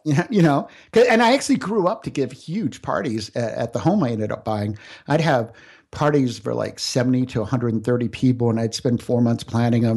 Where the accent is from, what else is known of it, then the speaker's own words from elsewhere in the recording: Central Florida, United States; I grew up out in Central Florida